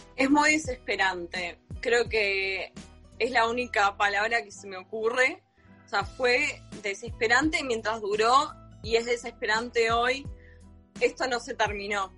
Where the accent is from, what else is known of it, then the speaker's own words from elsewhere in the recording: Argentina; yo nací en Argentina y me siento argentina, pero también me siento armenia